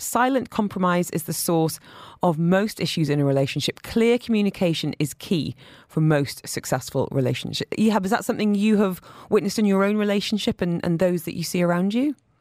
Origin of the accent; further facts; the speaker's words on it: United Kingdom; moved away; as a British person